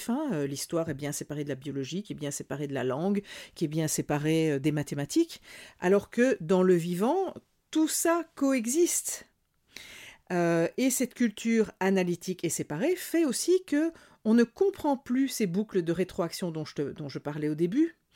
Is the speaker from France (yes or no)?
no; Burkina Faso; chez nous, au Burkina Faso, tous les végétaux servent, si c'est pas à l'humain, c'est au bétail